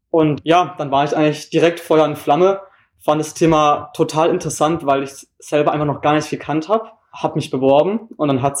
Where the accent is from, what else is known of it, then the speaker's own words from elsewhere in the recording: Wittenweier, Baden-Württemberg, Germany; now in Hamburg, Germany; komme aus Wittenweier. Das ist ein kleines Dorf in der Nähe von Freiburg im Breisgau. Also ich komme ganz aus dem Süden.